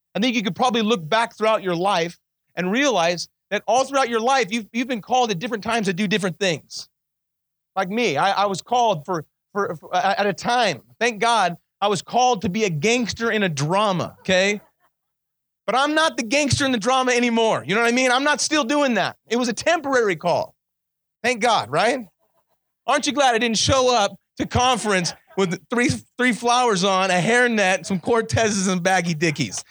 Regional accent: Kingman, Arizona, United States; I was born in Kingman, Arizona, right down the street from here.

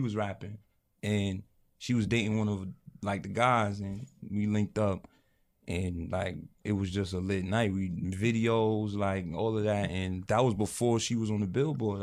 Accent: New York City, New York, United States; moved away as an adult; also born or lived in Connecticut; Now we're from New York

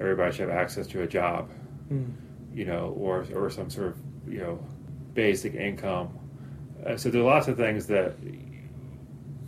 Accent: Chapel Hill, North Carolina, United States; I grew up in Chapel Hill, North Carolina, went to public schools all the way through

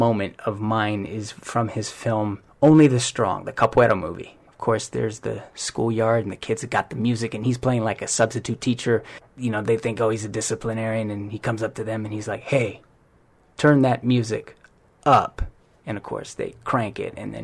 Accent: Hawaii, United States; now in Hollywood, United States; I'm from Hawaii too

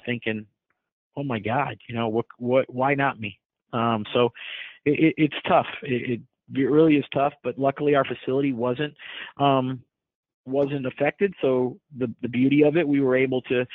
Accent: Miami, Florida, United States; now in Houston, United States; I grew up in Miami

